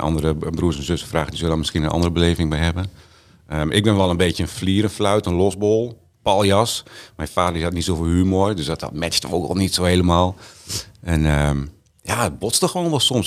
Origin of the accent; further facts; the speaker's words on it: Groningen, Netherlands; also born or lived in Bedum / Canada / Zwolle; toen zijn we naar Helpman verhuisd aan de Herenweg. En daar ben ik groot geworden